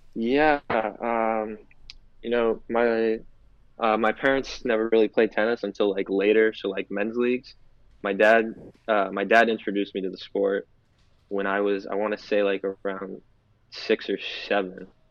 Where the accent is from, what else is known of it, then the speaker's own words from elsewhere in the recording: Florida, United States; I'm from Florida